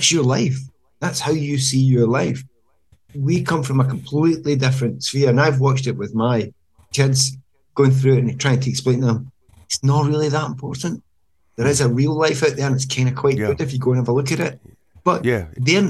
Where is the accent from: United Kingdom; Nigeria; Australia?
United Kingdom; Glasgow, Scotland; moved away as an adult; I'm Glaswegian